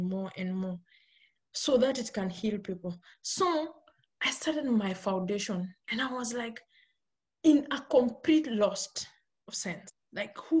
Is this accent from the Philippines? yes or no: no; Kenya; I'm born and brought up in Kenya. Kenya is in Africa. And I grew up in the village.